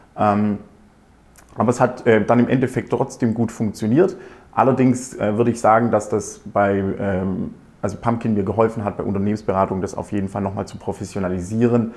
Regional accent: near Aalen, Baden-Württemberg, Germany; also born or lived in Ingolstadt; Ich komme ähm, aus der Nähe auch von Aalen

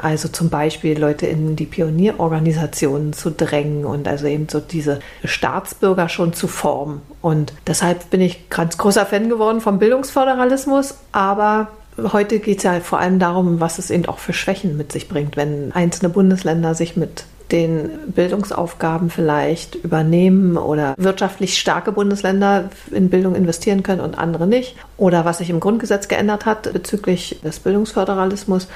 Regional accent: East Germany, Germany; Russisch war bei uns in der DDR auch tatsächlich so ein sehr dominantes Fach

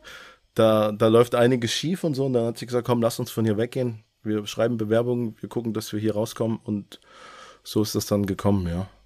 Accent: Gröditz, Saxony, Germany; moved away as an adult; also born or lived in North Rhine-Westphalia; now in Lörrach, Germany; Ich bin ähm, im Osten aufgewachsen, geboren, äh, in Sachsen. Man hört es auch teilweise noch raus

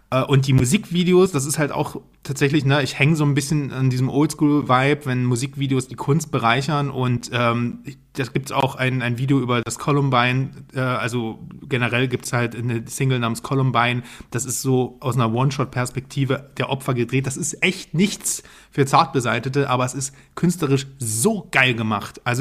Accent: Dresden, Saxony, Germany; Junge, ich komme aus Dresden, also ich bin.

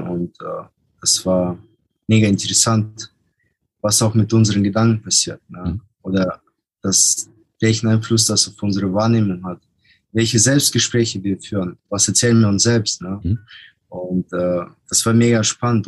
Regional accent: Germany; aus Deutschland

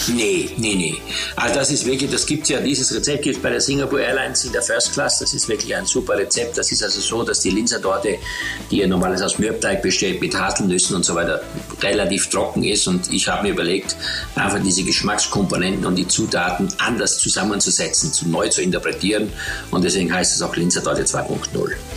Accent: Eastern Styria, Austria; ich bin in der Oststeiermark aufgewachsen mit nichts

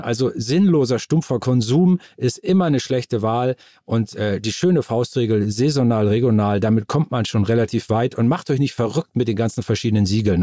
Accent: Moor, Lower Saxony, Germany; ich bin äh, aufgewachsen in dem Dorf Moor im Landkreis Stade in Norddeutschland

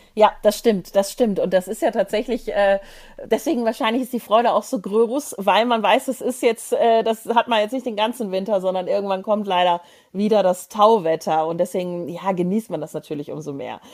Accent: Tyrol, Austria; als Tiroler

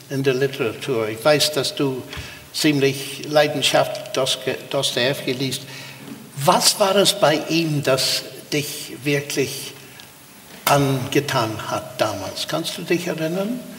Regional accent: Armagh, Northern Ireland, United Kingdom; ich erinnere mich in äh, meiner Heimatstadt Armagh gab es nicht vieles, aber es gab eine Sternwarte.

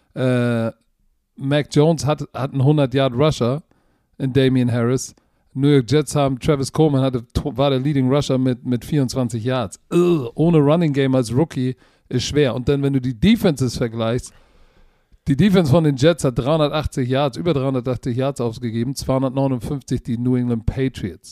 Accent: Germany; Ich bin auch Deutscher

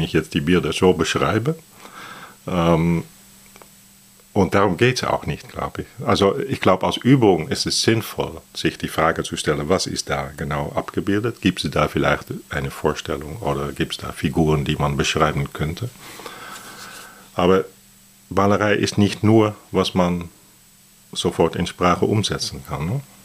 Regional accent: Netherlands; German is a second language; also born or lived in Athens, Greece; now in Berlin, Germany; ich bin Holländer

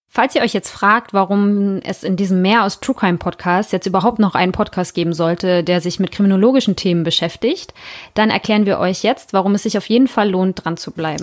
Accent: Northern Germany, Germany; also born or lived in Hamburg; wie wir hier bei uns im Norden sagen

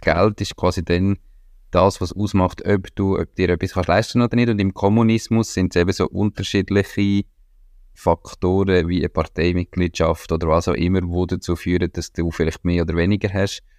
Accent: Switzerland; als Schweizer

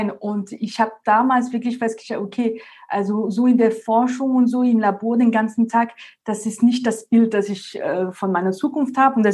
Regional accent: France; German is a second language; moved away as an adult; now in Munich, Germany; wie man es schön hören kann, komme ich ursprünglich aus Frankreich. Ich bin jetzt schon seit 2012 in Deutschland, in München und bin damals wegen dem Studium erstmal und dann wegen der Liebe quasi nach Deutschland.

